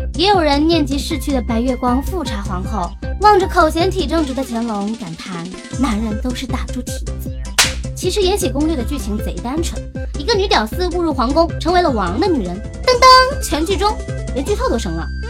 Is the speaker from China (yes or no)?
yes; China; 我们中国人